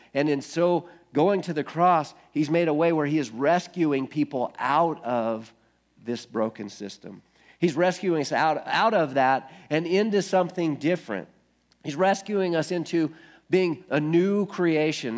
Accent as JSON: {"language": "English", "country": "United States", "tie": "born or raised there", "said": "I guess I'm a Christian because I grew up in America"}